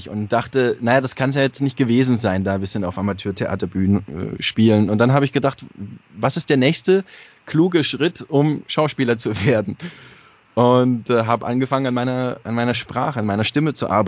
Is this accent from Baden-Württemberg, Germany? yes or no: yes; Baden-Württemberg, Germany; accent: Swabian; Also ich habe auch Dialekt gesprochen und alles. Also es war jetzt für mich nicht so, also ich war schon Schwabe halt.